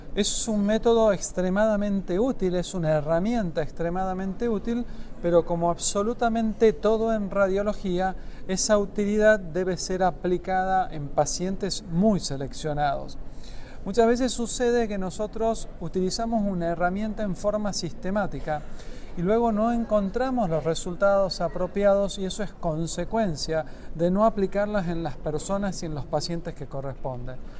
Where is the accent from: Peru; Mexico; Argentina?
Argentina; Tucumán; mi provincia, de la provincia de Tucumán